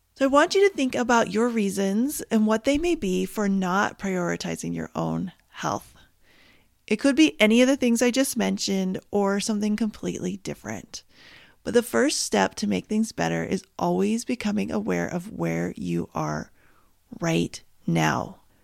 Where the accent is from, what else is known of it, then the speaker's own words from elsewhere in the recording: Canada; now in United States; I am Canadian